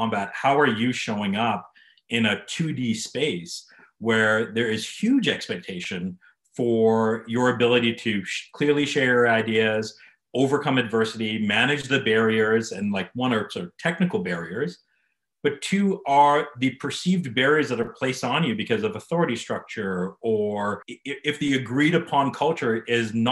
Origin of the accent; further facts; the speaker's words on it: Calgary, Alberta, Canada; I'm born and raised Calgarian. This place is home for me